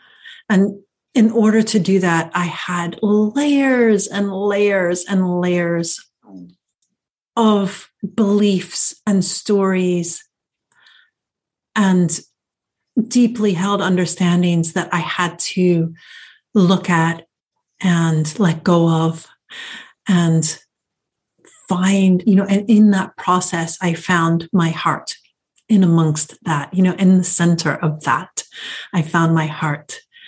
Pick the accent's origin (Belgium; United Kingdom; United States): United Kingdom; England; I thought it was because I was an American growing up in England.